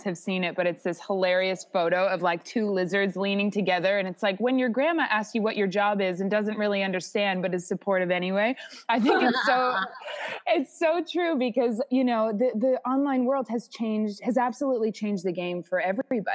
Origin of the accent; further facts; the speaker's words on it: New England, United States; moved away as an adult; also born or lived in Northampton, Massachusetts / Bali; I'm from New England originally